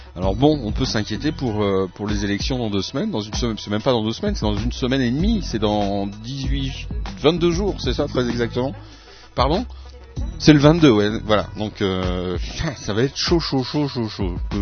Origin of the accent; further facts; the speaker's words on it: France; now in Switzerland; je suis français